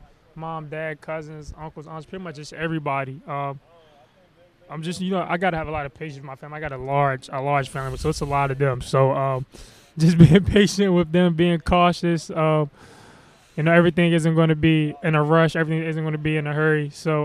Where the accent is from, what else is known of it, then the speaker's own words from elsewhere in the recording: Upper Marlboro, Maryland, United States; obviously growing up, I would always go to the Washington Wizards game. That was our hometown team.